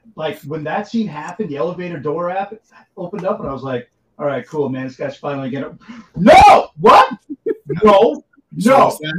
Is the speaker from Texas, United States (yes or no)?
no; California, United States; I'm from California.